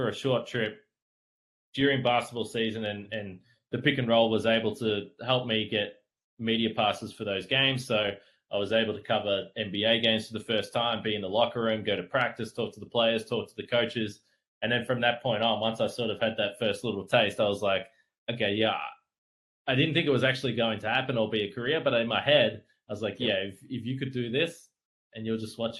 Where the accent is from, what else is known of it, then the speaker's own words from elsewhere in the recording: Geelong, Victoria, Australia; moved away as an adult; now in Milwaukee, United States; I'm from Geelong.